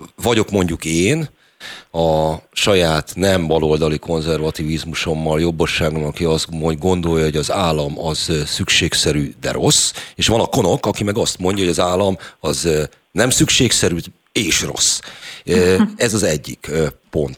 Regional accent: Budapest, Hungary; én ugye budapesti vagyok

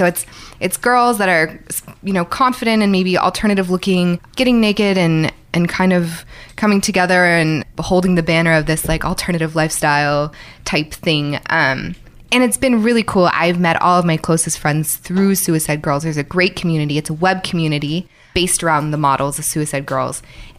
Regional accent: Bay Area, California, United States; also born or lived in New York; now in Los Angeles, United States; I grew up in the Bay Area.

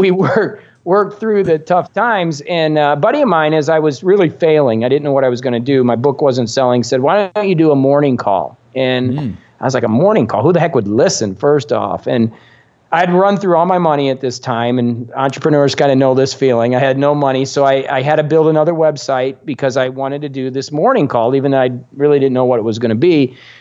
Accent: Indiana, United States; moved away as an adult; also born or lived in Arizona; now in South Florida, United States; I'm just this guy from Indiana

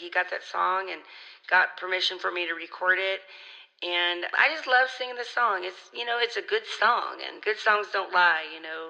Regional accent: Holt, Missouri, United States; That's what was on television in Holt, Missouri, where I grew up.

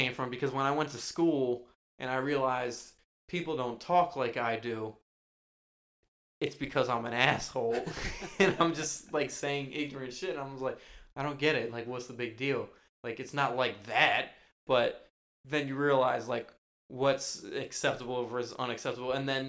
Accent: Norwalk, Connecticut, United States; where we grew up in Norwalk, Connecticut, there's so much ignorance.

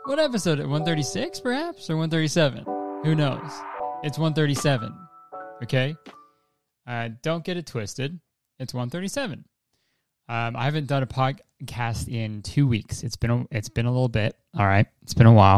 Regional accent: Canada; I'm Canadian

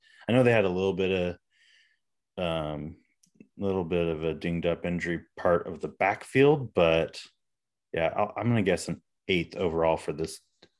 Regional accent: Prosser, Washington, United States; I was born in Prosser

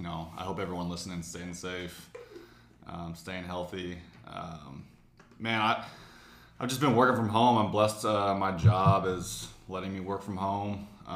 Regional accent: Southlake, Texas, United States; Grew up in South Lake.

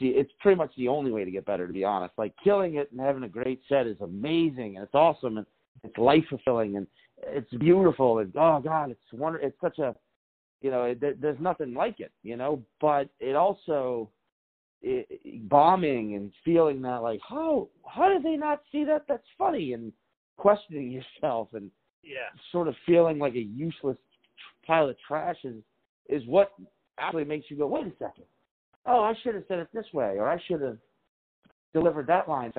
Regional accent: New Orleans, Louisiana, United States; growing up in New Orleans

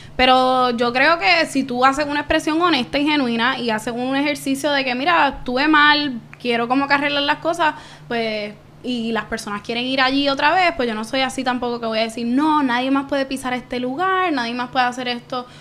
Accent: Caguas, Puerto Rico; moved away as an adult; also born or lived in San Juan metropolitan area, Puerto Rico; soy de Cagua, de Bairoa, centro y corazón de Puerto Rico, del nuevo país

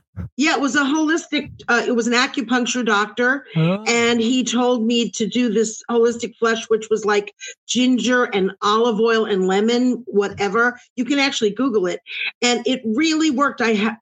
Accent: New York City, New York, United States; moved away as an adult; also born or lived in Brooklyn; now in Los Angeles, United States; I'm a New Yorker. I'm born and bred in New York, born in Brooklyn, raised in Queens.

